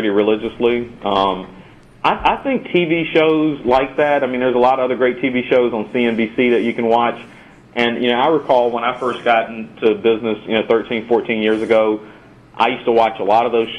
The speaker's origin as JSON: {"language": "English", "area": "the Triad area", "region": "North Carolina", "country": "United States", "said": "In my area, you know, I'm from the Triad area, and in my area, we have the Piedmont Angel Network"}